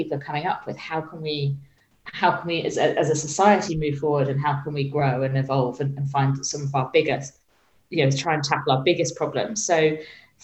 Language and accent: English; Suffolk, East of England, United Kingdom; moved away as an adult; also born or lived in Birmingham / Dubai / London; I was born in Suffolk in England. I was born and raised in the countryside and by the seaside.